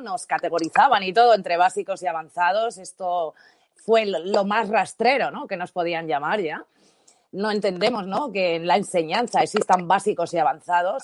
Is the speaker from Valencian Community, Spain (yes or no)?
yes; Valencian Community, Spain; first language Spanish